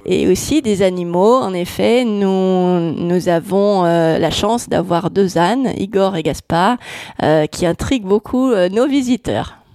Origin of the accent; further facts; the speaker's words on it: Netherlands; now in France; je suis née aux Pays-Bas